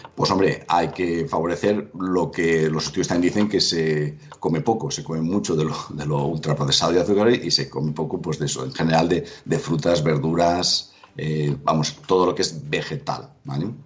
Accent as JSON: {"language": "Spanish", "town": "Valencia", "region": "Valencian Community", "country": "Spain", "said": "yo que soy de Valencia y que hay mucha tradición en muchos platos de arroz"}